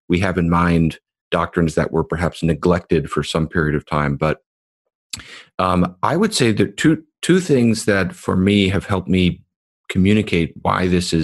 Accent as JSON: {"language": "English", "country": "United States", "said": "we as American evangelicals"}